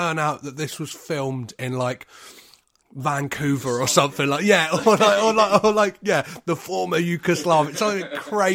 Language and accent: English; Crawley, South East England, United Kingdom; moved away; I'm originally from Crawley